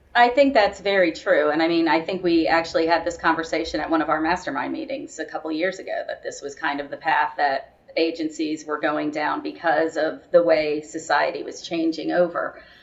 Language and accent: English; Florida, United States; also born or lived in Miami / St. Petersburg, Florida; I'm a Florida girl, born and raised